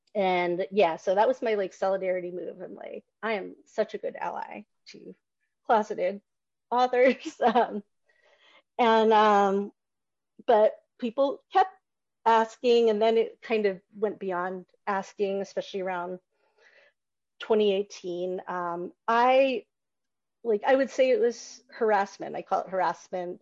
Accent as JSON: {"language": "English", "area": "Newt Gingrich's congressional district, the South", "region": "Georgia", "country": "United States", "tie": "born or raised there", "said": "I grew up in the South. I grew up in Newt Gingrich's congressional district"}